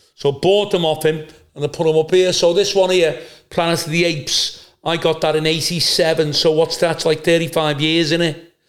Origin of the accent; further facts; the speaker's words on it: Liverpool, North West England, United Kingdom; accent: Scouse; I'm not from Runcorn. I've always lived in a city centre Always lived in Old Swan, Wavertree, Kensington